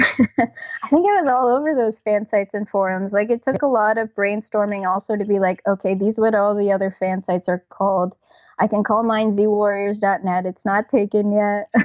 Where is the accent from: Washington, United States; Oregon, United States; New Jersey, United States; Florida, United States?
New Jersey, United States; born or raised there; also born or lived in Toronto, Ontario, Canada; now in New York, United States